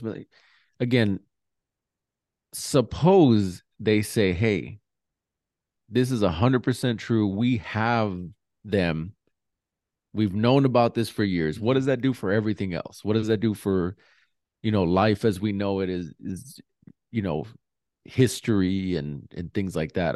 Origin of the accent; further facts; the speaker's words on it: New Mexico, United States; I'm from New Mexico